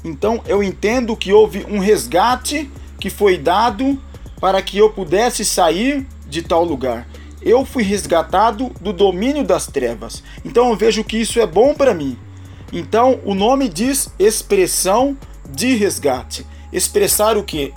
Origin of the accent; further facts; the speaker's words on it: Santa Bárbara d'Oeste, São Paulo, Brazil; Somos da cidade de Santa Bárbara do Oeste